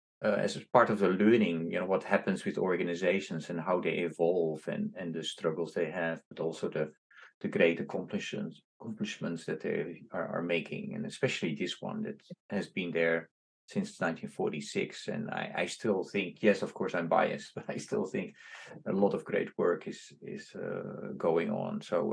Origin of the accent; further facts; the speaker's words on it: Indonesia; now in New York, United States; when I came to from Indonesia to New York, I still worked with him.